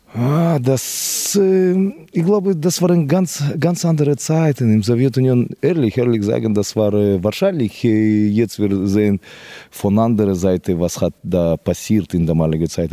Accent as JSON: {"language": "German", "country": "Kyrgyzstan", "also_born_or_lived": "Moscow, Russia / Spain", "second_language": "German", "moved": "as an adult", "said": "mein Blut ist von Kirgisistan hundertprozentig"}